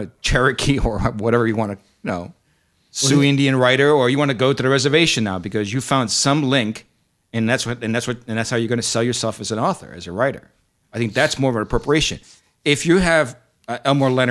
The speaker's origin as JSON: {"language": "English", "country": "Argentina", "said": "I'm Argentinian"}